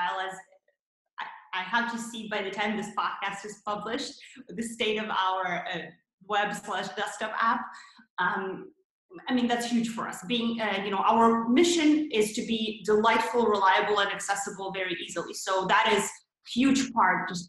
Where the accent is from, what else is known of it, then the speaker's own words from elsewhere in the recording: Canada; moved away as an adult; also born or lived in Toronto, Canada; now in San Francisco, United States; both of us are Canadians. We came to San Francisco from Toronto